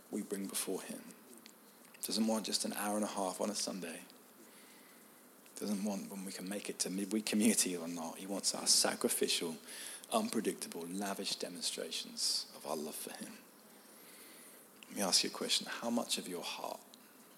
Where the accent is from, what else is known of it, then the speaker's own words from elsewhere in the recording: United Kingdom; I'm British